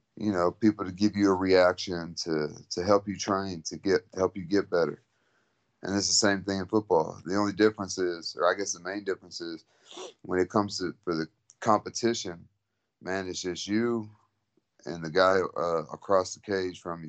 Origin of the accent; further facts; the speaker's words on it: San Antonio, Texas, United States; also born or lived in Philippines; I'm from San Antonio, Texas